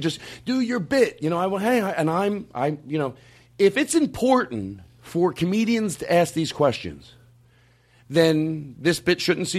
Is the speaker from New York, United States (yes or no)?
no; Philadelphia, Pennsylvania, United States; I grew up in Philadelphia.